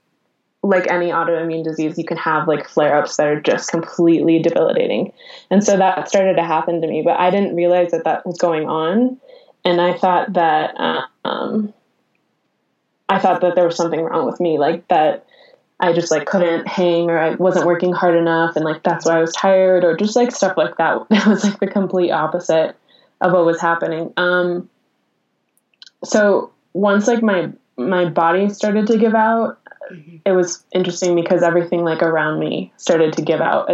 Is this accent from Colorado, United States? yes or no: yes; Colorado, United States; moved away as an adult; also born or lived in Los Angeles; I'm going to be doomed to live in my hometown my whole life.